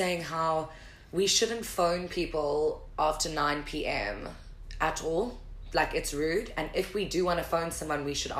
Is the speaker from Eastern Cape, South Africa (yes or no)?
no; Durban, KwaZulu-Natal, South Africa; accent: Durban; now in Cape Town, South Africa; growing up in Durban and stuff, Durban is quite conservative.